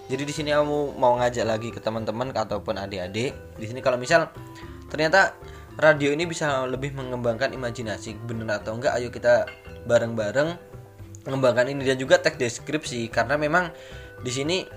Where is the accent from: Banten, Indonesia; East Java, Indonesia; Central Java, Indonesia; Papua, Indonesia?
Papua, Indonesia; Papua, Papua waktu kecil eh, dari kecil tuh Papua saya juga lahirnya di Papua